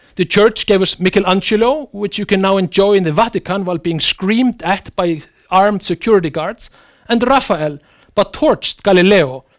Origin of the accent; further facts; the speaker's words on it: Iceland; my home country, Iceland